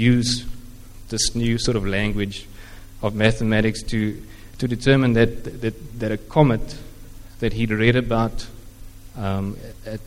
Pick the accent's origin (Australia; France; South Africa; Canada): South Africa; Eastern Cape; first language Afrikaans; English is a second language; moved away as an adult; also born or lived in Stellenbosch; growing up in the Eastern Cape